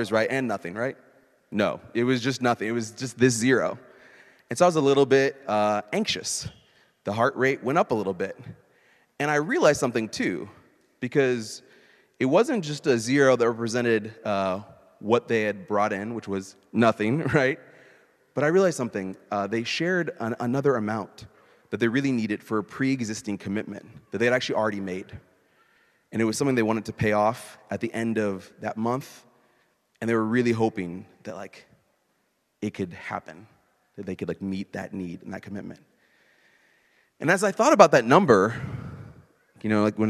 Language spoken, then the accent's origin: English; Indianapolis, Indiana, United States; moved away; my hometown's Indianapolis